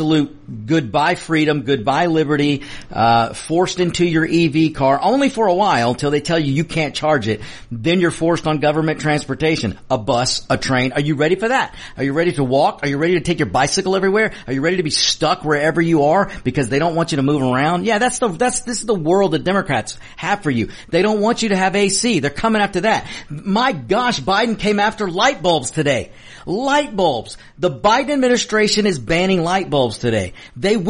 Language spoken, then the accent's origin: English; United States; I'm an American that, I'm Mexican descent, but I'm an American first.